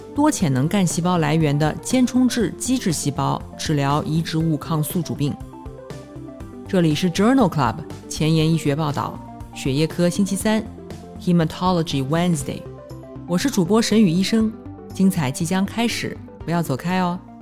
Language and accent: Chinese; Nanjing, Jiangsu, China; 我来自南京，读完博士，在三甲医院的心脏科干了七年